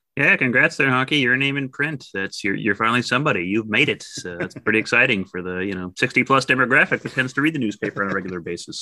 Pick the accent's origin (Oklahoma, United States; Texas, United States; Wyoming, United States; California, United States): Texas, United States; West; moved away; growing up in West Texas